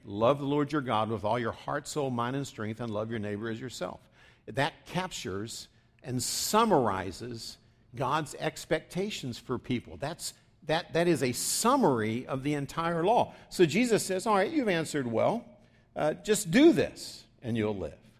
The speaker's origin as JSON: {"language": "English", "region": "West Virginia", "country": "United States", "tie": "born or raised there", "said": "as I grew up saying in West Virginia"}